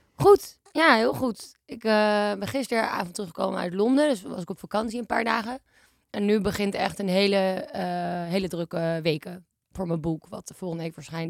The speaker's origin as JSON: {"language": "Dutch", "town": "Amsterdam", "region": "North Holland", "country": "Netherlands", "said": "Ik ben 26 en ik kom uit Amsterdam en ik woon in Amsterdam."}